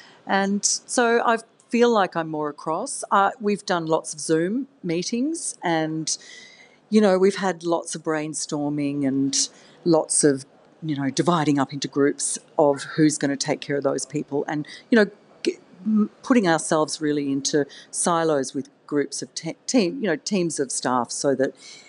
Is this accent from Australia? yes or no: yes; Australia; now in Sydney, Australia; I'm Australian, but I'd been living overseas.